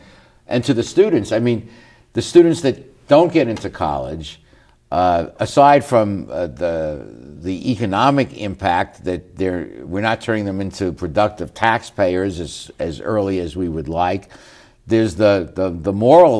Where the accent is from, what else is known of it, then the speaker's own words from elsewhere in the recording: New York, United States; moved away; I'm from New York